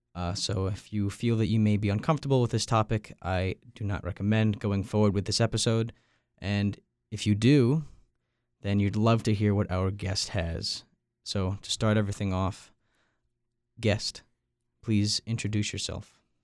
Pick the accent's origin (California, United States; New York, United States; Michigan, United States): New York, United States; Long Island; moved away as an adult; also born or lived in North Carolina; I'm from Long Island, New York.